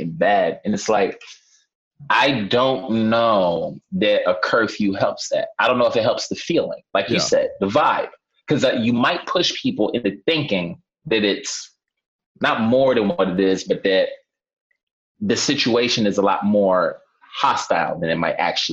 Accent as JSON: {"language": "English", "town": "New York City", "region": "New York", "country": "United States", "tie": "born or raised there", "said": "just from living here my whole life, and I grew up in Harlem, came up in the projects"}